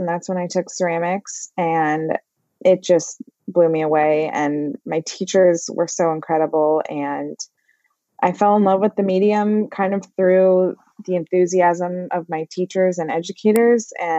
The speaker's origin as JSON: {"language": "English", "town": "Overland Park", "region": "Kansas", "country": "United States", "tie": "born or raised there", "said": "I grew up in Overland Park, which is like a suburb of Kansas City"}